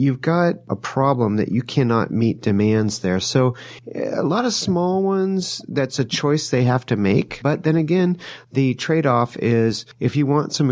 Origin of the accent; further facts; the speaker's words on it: Sonoma County, California, United States; I was born and raised in Sonoma County